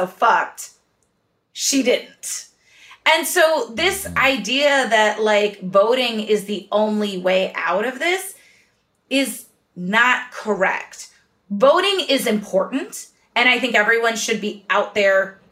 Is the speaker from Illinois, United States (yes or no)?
yes; Chicago, Illinois, United States; I'm from Chicago.